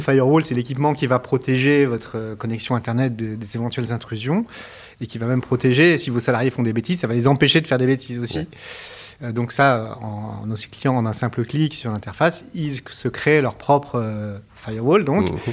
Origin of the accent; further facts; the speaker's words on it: Montpellier, Occitania, France; moved away as an adult; also born or lived in Paris; j'ai grandi, euh, j'ai grandi à, Montpellier entre 8 ans et 20 ans, 25 ans